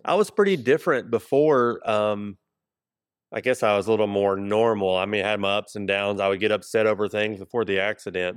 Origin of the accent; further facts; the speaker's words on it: Kingsport, Tennessee, United States; now in Johnson City, United States; I grew up in Kingsport